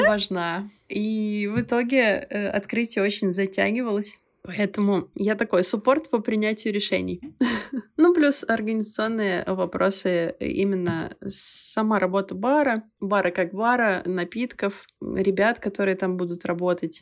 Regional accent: Belarus; moved away as an adult; Я не могу сказать, что уехала, потому что я всегда сюда возвращаюсь

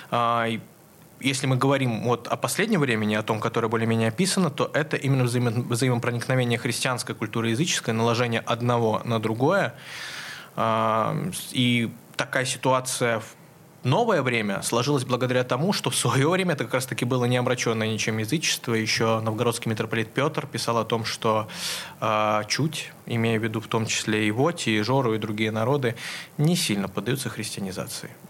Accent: Nizhnyaya Luga, Leningrad Oblast, Russia; я родом с Нижней Луги

